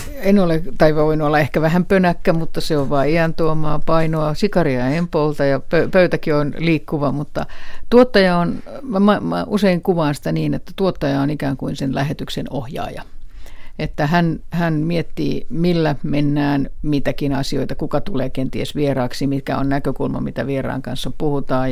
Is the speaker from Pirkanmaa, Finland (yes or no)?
no; Helsinki, Uusimaa, Finland; äitini, joka oli oli Helsingistä kotoisin, kuten myös minä